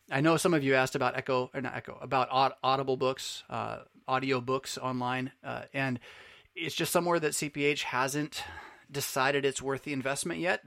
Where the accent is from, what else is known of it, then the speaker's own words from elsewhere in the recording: United States; American Lutherans of the Missouri Synod